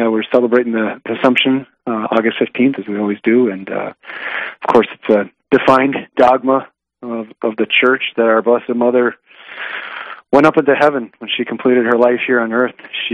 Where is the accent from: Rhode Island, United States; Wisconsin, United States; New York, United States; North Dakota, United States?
North Dakota, United States; New England; now in Bismarck, United States; my hometown